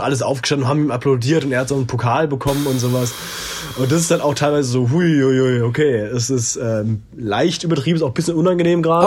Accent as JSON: {"language": "German", "country": "Germany", "said": "ich bin Deutscher"}